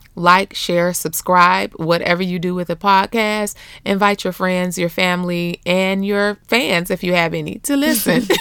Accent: Beecher, Michigan, United States; also born or lived in Flint, Michigan; I grew up in Beecher, Bucktown, U S A.

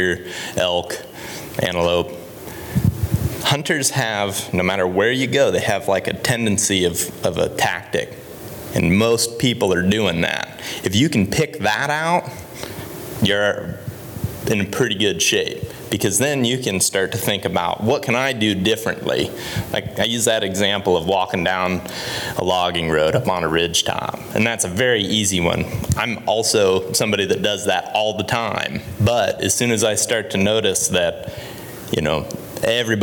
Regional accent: Ohio, United States; moved away; I grew up in Ohio, and when I was a kid, you could only hunt till noon

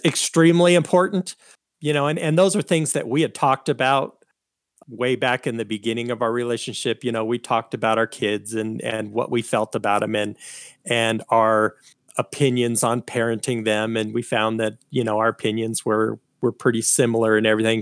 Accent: Colorado, United States; I was born here in Colorado

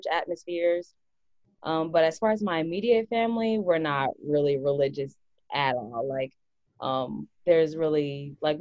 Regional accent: Raytown, Missouri, United States; I am from Raytown, Missouri, which is in the Kansas City area

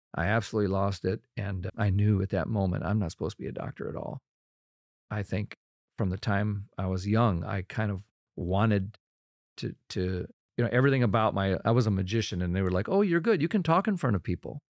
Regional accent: Rochester, Minnesota, United States; born or raised there

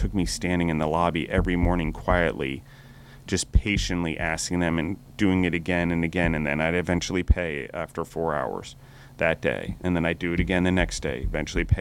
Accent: United States; as American citizens

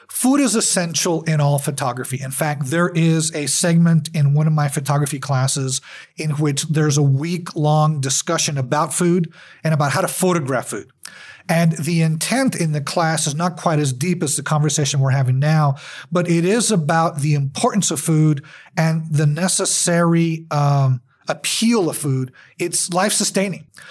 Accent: El Paso, Texas, United States; I'm from El Paso. I was born and raised here

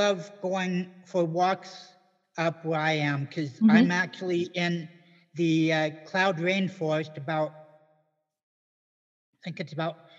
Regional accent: California, United States; moved away as an adult; also born or lived in Tacoma, Washington / Portland / North Carolina; we moved down to Portland for a year, and then settled into California from the time I was four, and grew up in California, going through preschool through college over there, and having different jobs post-college, and eventually getting married. And finally, after 41 years in California, moving

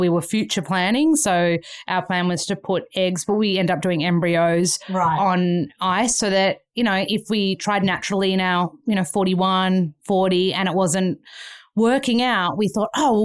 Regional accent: Australia; moved away as an adult; now in Los Angeles, United States; I'm from Australia

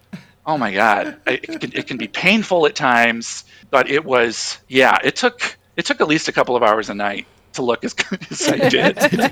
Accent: Grand Island, Nebraska, United States; also born or lived in Omaha, Nebraska; I grew up in Grand Island. And then I moved to Omaha in 2000.

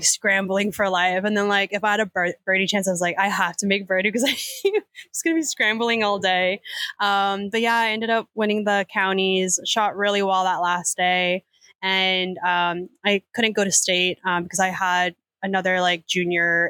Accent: Bethpage, New York, United States; also born or lived in Flushing, New York / Los Angeles / Orlando; now in Dallas, United States; grew up right by Bethpage.

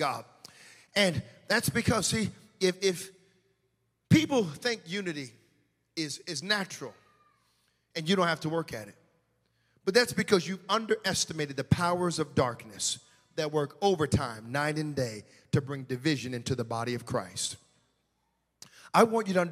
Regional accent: United States; moved away; I'm from the States

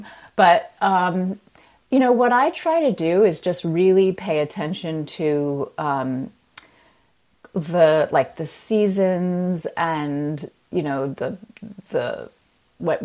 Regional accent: United States; moved away as an adult; also born or lived in Myanmar; the country I'm living in and my home country, the US

